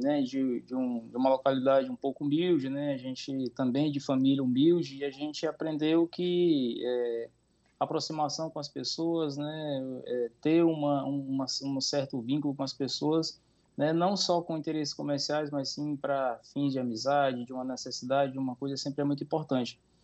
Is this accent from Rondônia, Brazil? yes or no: no; Sobral, Ceará, Brazil; moved away as an adult; now in Roraima, Brazil; sou nascido no, na cidade de Sobral, Ceará